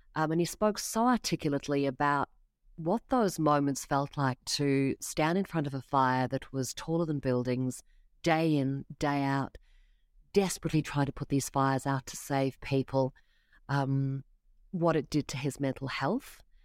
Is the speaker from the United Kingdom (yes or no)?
no; South Africa; now in Australia; I grew up in South Africa